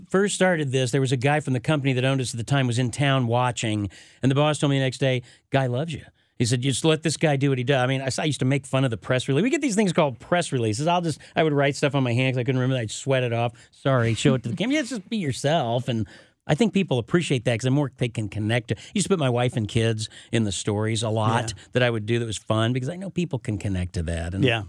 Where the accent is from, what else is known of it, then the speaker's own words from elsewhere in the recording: Houston, Missouri, United States; now in St. Louis, United States; I am from Houston, Missouri, south of Rolla, about 45 miles.